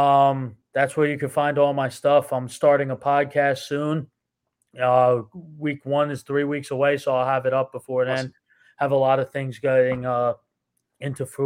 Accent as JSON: {"language": "English", "region": "New Jersey", "country": "United States", "moved": "yes", "said": "when I lived in New Jersey, because I'm from New Jersey"}